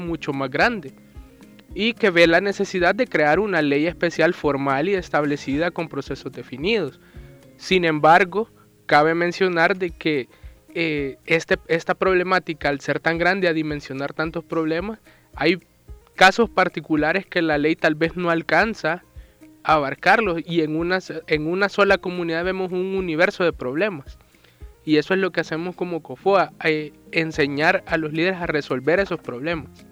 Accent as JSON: {"language": "Spanish", "country": "El Salvador", "said": "como salvadoreños estamos en obligación de pagar impuestos"}